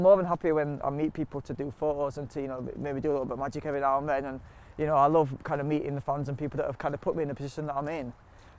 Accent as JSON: {"language": "English", "region": "Yorkshire and the Humber", "country": "United Kingdom", "tie": "born or raised there", "said": "I think that's one of the good things to come out of growing up on Delphill Estate was that everybody on the estate was a natural hustler."}